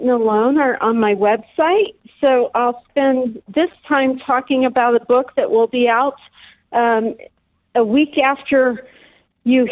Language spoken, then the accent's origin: English; Indiana, United States; moved away as an adult; also born or lived in Chicago; now in Colorado, United States; I was originally from Indiana, but I moved to Chicago for college and got waylaid for about 15 years